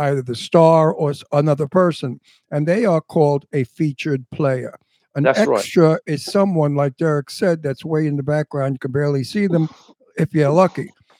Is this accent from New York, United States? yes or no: yes; New York City, New York, United States; because I'm from Brooklyn and I spoke like everybody I grew up with.